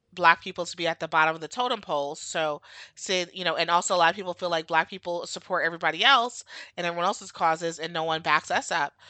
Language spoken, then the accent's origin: English; United States; also born or lived in New York / Florida; I was born in America, and I've lived here my entire life